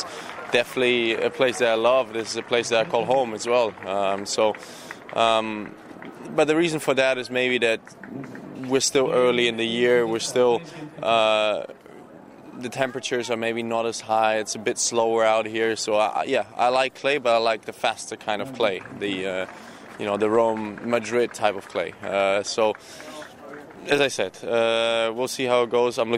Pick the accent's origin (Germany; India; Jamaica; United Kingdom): Germany; that's the surface I grew up on in Germany